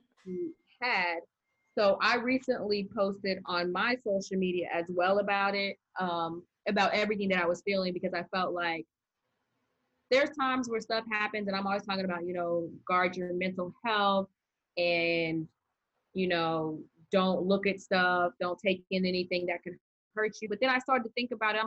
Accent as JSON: {"language": "English", "region": "Arizona", "country": "United States", "tie": "born or raised there", "also_born_or_lived": "Maryland", "moved": "yes", "said": "When I was growing up in Arizona, it wasn't unusual for me to be the minority in the class"}